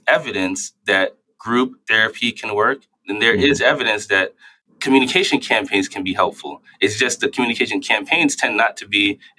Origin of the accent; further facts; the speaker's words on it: New York City, New York, United States; At least when I grew up in New York City, you could see it everywhere.